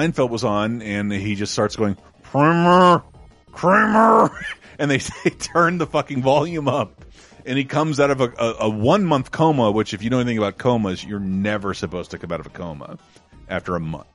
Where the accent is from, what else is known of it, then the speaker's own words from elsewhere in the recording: Florida, United States; moved away; also born or lived in San Francisco; Growing up in Florida is weird